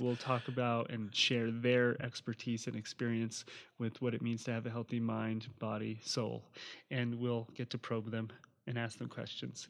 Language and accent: English; New Jersey, United States; moved away; also born or lived in Hawaii; I grew up on the East Coast in New Jersey